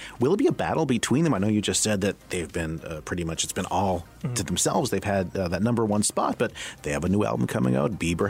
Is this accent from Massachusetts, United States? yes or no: yes; Boston, Massachusetts, United States; have I mentioned I'm from Boston?